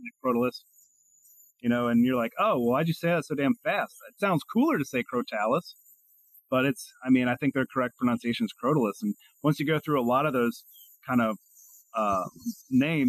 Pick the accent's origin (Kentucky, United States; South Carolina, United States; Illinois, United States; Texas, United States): Kentucky, United States; I grew up in Kentucky